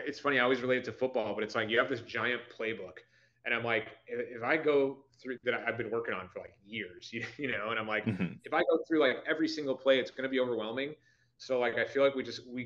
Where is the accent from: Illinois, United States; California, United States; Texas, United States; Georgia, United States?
Illinois, United States; Buffalo Grove; moved away as an adult; also born or lived in Barrington, Illinois / Chicago; I was born in Barrington and I kind of used that to be as like an inn where I didn't grow up there. I grew up in Buffalo Grove.